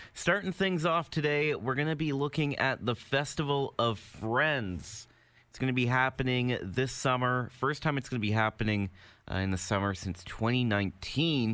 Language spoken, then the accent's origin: English; Hamilton, Ontario, Canada; also born or lived in Burlington; I've lived here my entire life. Uh, technically, I was born in Burlington, but I've never lived in Burlington. Good. Always lived in Hamilton.